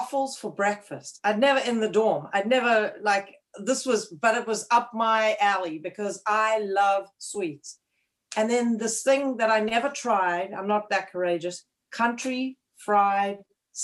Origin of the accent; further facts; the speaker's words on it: Cape Town, Western Cape, South Africa; moved away as an adult; also born or lived in Bloomington, Indiana; now in Connecticut, United States; I was born and raised in Cape Town, South Africa, in a place called Clifton Beach